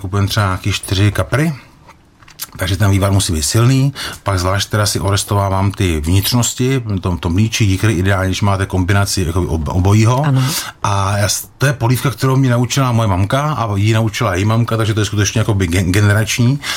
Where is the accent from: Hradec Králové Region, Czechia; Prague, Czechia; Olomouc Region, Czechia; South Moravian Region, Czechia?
Hradec Králové Region, Czechia; Jaroměř; když jsem chodil jako kluk do školy v Jaroměři